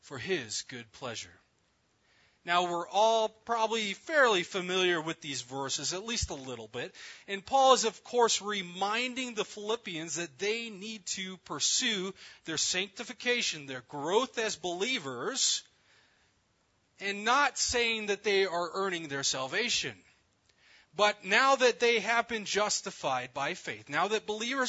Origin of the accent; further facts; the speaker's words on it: New Mexico, United States; moved away; also born or lived in Texas / Chicago; Growing up in New Mexico, there's always a lot of Texas jokes